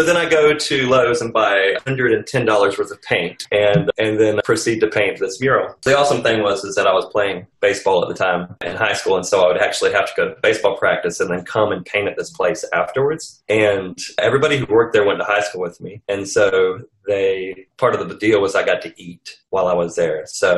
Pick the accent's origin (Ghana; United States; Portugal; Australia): Portugal; Azores; born there; I actually was born in Portugal. Yes. Actually, I was born in the Azores Islands off the coast of Portugal. My dad was in the Air Force.